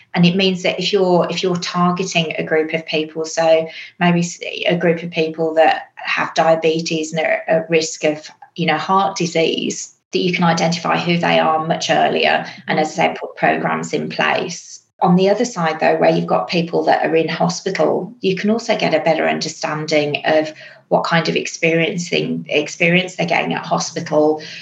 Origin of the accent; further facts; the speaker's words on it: England, United Kingdom; accent: English; moved away as an adult; now in Australia; you'll probably guess from the accent, I'm also English.